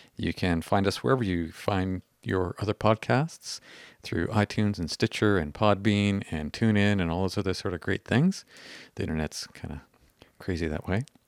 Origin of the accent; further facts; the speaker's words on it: Canada; we're Canadian-y.